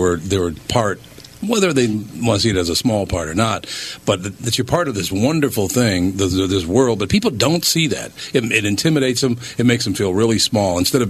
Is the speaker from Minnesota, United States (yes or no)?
yes; Minneapolis, Minnesota, United States; I'm from North Minneapolis.